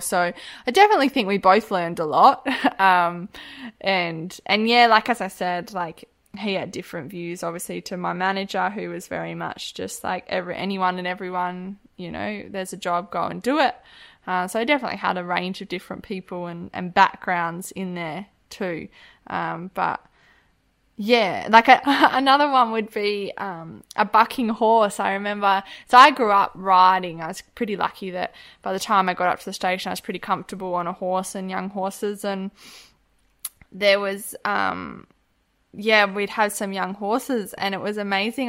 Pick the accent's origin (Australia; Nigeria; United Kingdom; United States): Australia; Harvey, Western Australia; also born or lived in Kimberley; I grew up in Harvey in the southwest